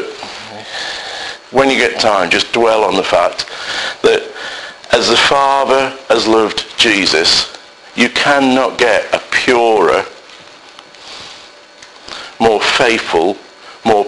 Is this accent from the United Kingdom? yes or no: yes; Salford, North West England, United Kingdom; I, working class guy, born and bred in Salford